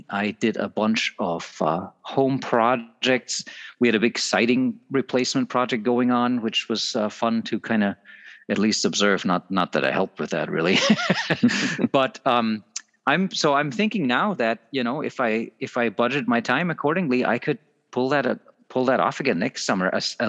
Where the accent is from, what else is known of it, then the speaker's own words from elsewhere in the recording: Minnesota, United States; We're all here from Southeastern Minnesota.